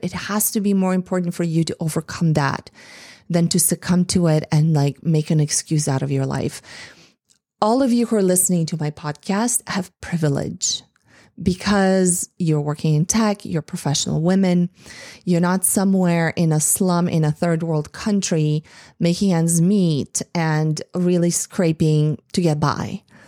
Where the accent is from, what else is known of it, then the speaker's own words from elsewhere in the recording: Bulgaria; moved away; growing up in Eastern Europe, in Bulgaria.